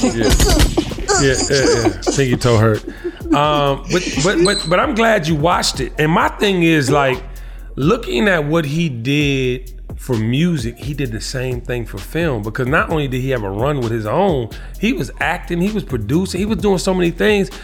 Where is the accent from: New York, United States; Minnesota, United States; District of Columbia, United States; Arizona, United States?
District of Columbia, United States; Washington; I'm from Washington, D.C.